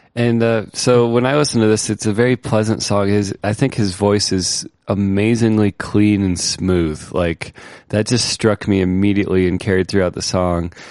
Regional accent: Ohio, United States; Ohio, my home state where I grew up.

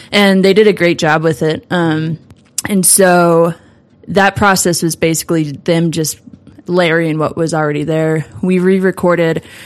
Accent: St. Louis, Missouri, United States; moved away as an adult; also born or lived in Dallas, Texas; now in Denver, United States; I'm originally from St. Louis, and I came to Denver

